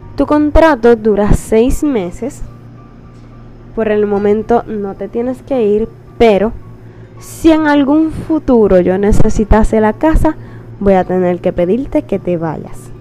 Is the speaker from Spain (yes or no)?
no; Puerto Rico; soy de Puerto Rico, tengo 21 años